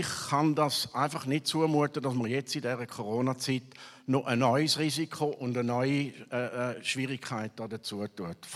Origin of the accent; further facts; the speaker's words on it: Switzerland; wie legitimiert sind wir nachher als Schweizer Volk die Abstimmung durchzuführen.